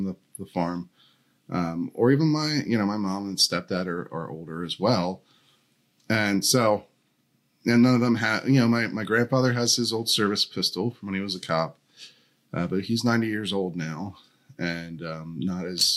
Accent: Downingtown, Pennsylvania, United States; That's where I'm from, Chester County. I grew up in Downingtown.

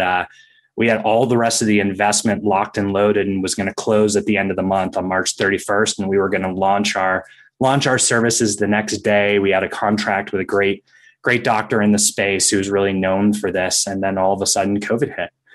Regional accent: Maine, United States; I was a competitive ski racer growing up in Maine

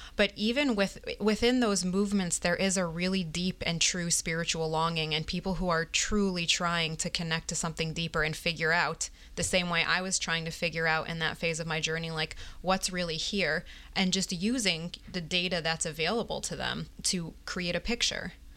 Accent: Binghamton, New York, United States; also born or lived in Baltimore, Maryland; now in Pomona, New York, United States; I was actually born in Baltimore. And then when I was about three, we moved to Binghamton, New York. And that's where I was raised.

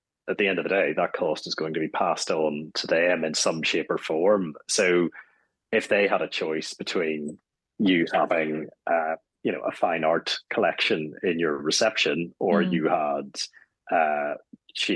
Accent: Strangford, Northern Ireland, United Kingdom; moved away; I'm actually going back home to Strangford, County Down

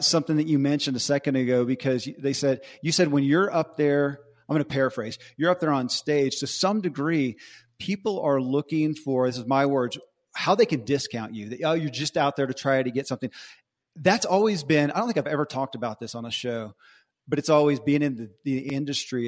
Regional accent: Bowling Green, Kentucky, United States; I grew up in Bowling Green, Kentucky

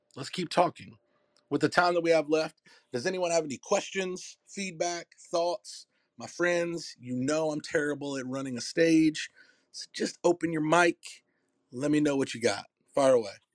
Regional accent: Durham, North Carolina, United States; I'm from Durham, North Carolina. It's my hometown. And I was I was born in the not so so good parts

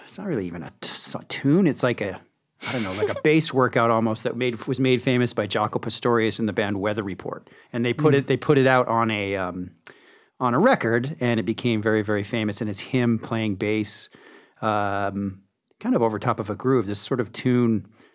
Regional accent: Swift Current, Saskatchewan, Canada; I was born in Swift Current, Saskatchewan

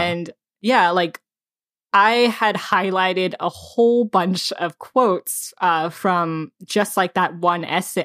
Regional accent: United States; I wasn't born here. I came here when I was three years old

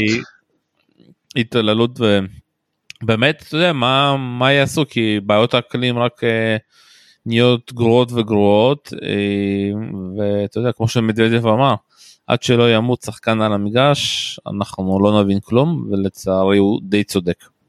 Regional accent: Israel; אנחנו כישראלים חווים

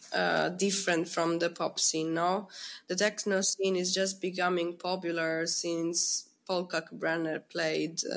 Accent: Messina, Sicily, Italy; born or raised there; English is a second language; moved away

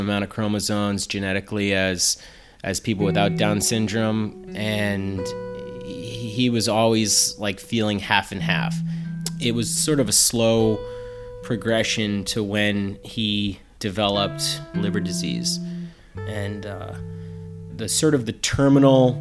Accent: Plainville, Massachusetts, United States; I grew up in Massachusetts in a town called Plainville

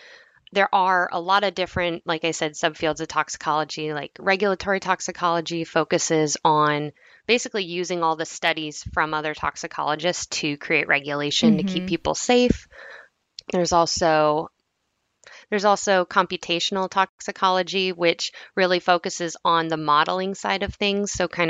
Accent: New Hampshire, United States; But so I'm from New Hampshire, but my dad's military, so I've kind of moved around a lot. But most of my time was spent in New Hampshire.

